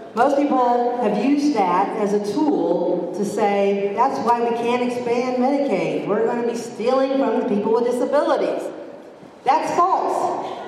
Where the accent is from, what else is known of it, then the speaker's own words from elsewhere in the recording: Southeast Kansas, United States; I'm from Southeast Kansas